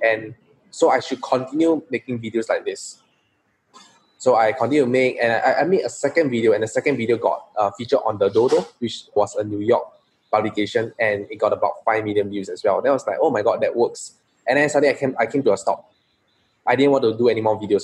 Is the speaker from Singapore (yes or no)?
yes; Singapore; I'm a true blue Singaporean. I grew up in Singapore.